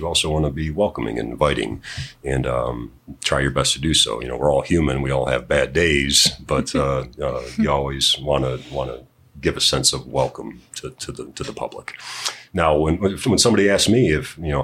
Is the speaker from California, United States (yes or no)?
no; Cleveland, Ohio, United States; moved away; I'm originally from Cleveland, Ohio